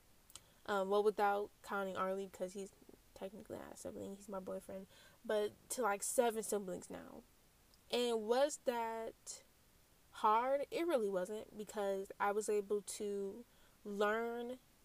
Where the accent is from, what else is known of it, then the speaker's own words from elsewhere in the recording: Lansing, Michigan, United States; also born or lived in Flint, Michigan; Ever since we moved from Flint to Lansing, we pretty much stayed in one house for 12 years.